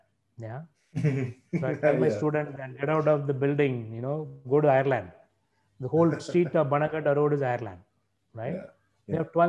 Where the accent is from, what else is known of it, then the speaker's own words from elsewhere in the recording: Madurai, Tamil Nadu, India; also born or lived in United States; now in Bangalore, India; So like, see, I'm also a migrant, right? My hometown is Madurai in Tamil Nadu. I live in Bangalore today.